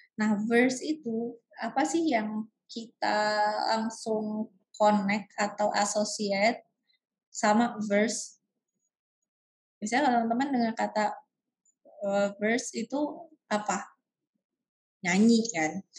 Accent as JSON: {"language": "Indonesian", "country": "Indonesia", "said": "kita di Indonesia kita bilangnya ayat dan surat"}